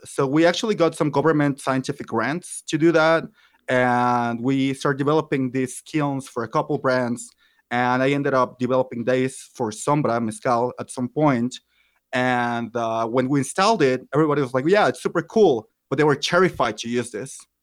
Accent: Mexico City, Mexico; also born or lived in Michoacán; I'm from Mexico. I was born in Michoacan, but have lived almost all my life in Mexico City.

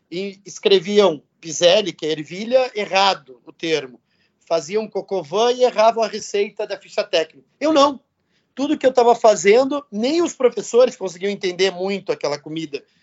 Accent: São Francisco de Paula, Rio Grande do Sul, Brazil; also born or lived in São Paulo / São José dos Campos; Eu saí de São Francisco de Paulo, vim para São Paulo, para São José dos Campos e depois São Paulo de novo

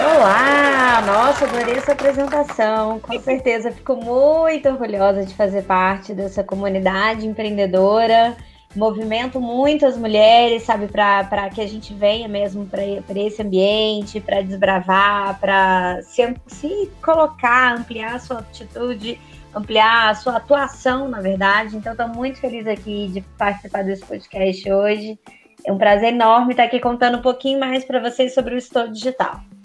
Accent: Minas Gerais, Brazil; Eu sou mineira

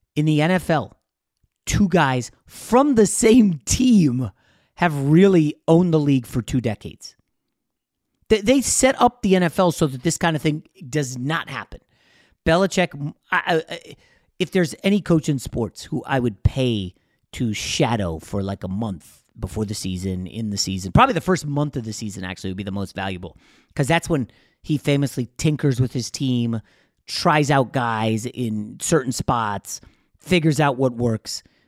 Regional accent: New York, United States; I was born in New York

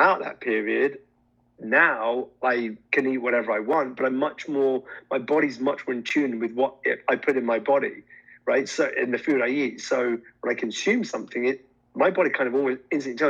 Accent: India; I'm Indian

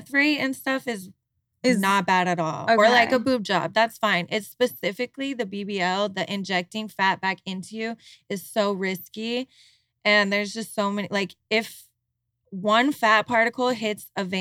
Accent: Utah, United States; moved away; We're all from Utah. We all grew up Mormon.

